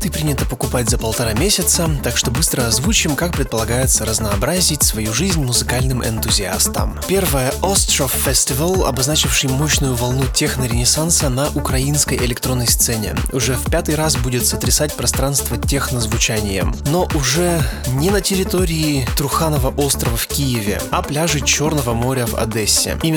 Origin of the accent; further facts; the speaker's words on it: Oral, West Kazakhstan Region, Kazakhstan; Совпадение или нет, но мой родной город по-казахски тоже Урал. Я скучаю по нему, по друзьям, по тем дням, когда я там жил.